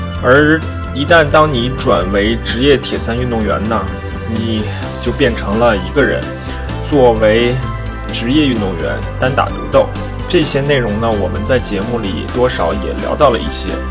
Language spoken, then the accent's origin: Chinese; China; 另外作为中国人呢，有一个中国特色肯定是躲不开的，那就是我们的体制。